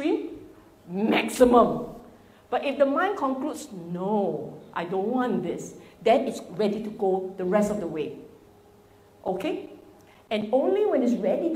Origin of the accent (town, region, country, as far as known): Singapore